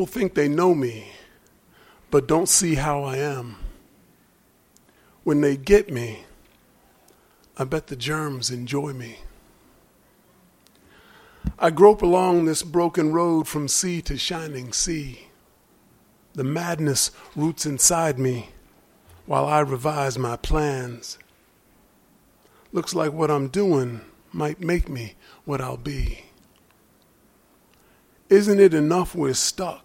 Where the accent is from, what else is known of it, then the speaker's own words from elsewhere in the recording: Philadelphia, Pennsylvania, United States; I grew up in Philadelphia